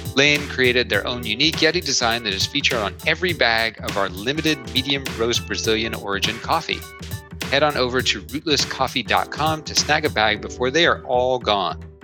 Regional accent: Oak Ridge, Tennessee, United States; I grew up in Oak Ridge, Tennessee

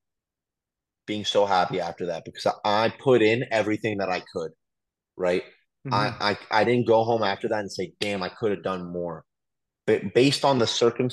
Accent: Ottawa, Ontario, Canada; now in United States; I was born in Ottawa, Canada

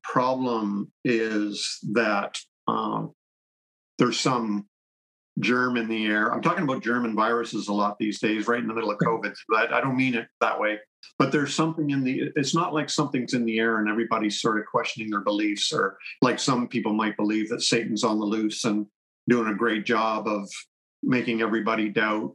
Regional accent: Canada; I'm Canadian, by the way. I'm in Canada

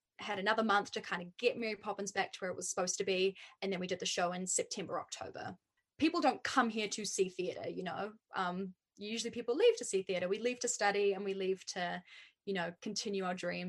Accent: New Zealand; accent: New Zealand; I'm very lucky to have a New Zealand accent

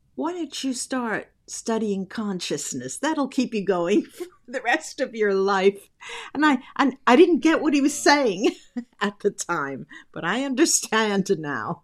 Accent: East Coast, United States; also born or lived in New York / New Jersey; I grew up on the East Coast. Half of my life was, uh, spent between New York and New Jersey.

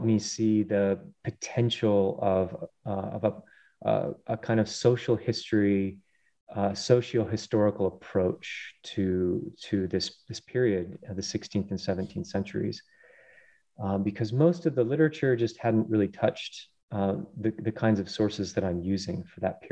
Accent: Colorado, United States; I grew up in mainly in Colorado on the plains and then spending lots of time in the Rockies

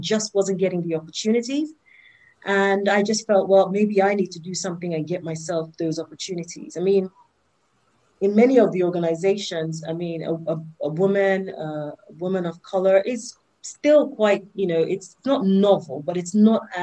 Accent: London, United Kingdom; also born or lived in Nigeria; I have spent most of my life here, here in the UK

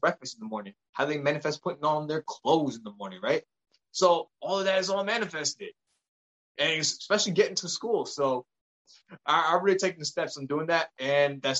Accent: United States; I was born in the States

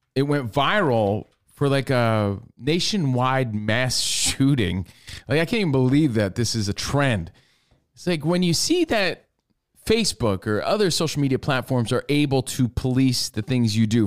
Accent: New York, United States; growing up in New York

